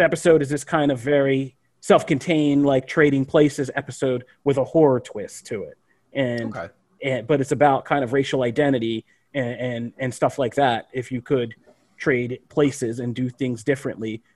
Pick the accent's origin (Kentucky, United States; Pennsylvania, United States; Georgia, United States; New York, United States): Pennsylvania, United States; where I grew up in Pennsylvania